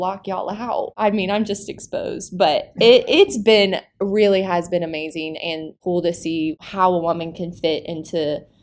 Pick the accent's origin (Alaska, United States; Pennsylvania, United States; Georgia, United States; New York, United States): Georgia, United States; Buford; moved away as an adult; now in Watkinsville, United States; I'm from Buford, Georgia. Daniel Neesmith, our youth pastor, would call that Atlanta. It's not. It's a suburb of Atlanta. And I grew up there